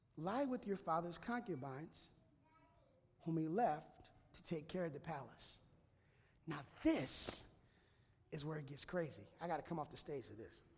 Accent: Minneapolis, Minnesota, United States; moved away; also born or lived in Walla Walla, Washington; I grew up in Minneapolis, so I was shoveling snow

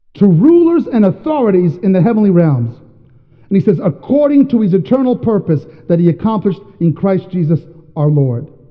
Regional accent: New York, United States; also born or lived in Washington State; now in Washington, United States; I'm from New York

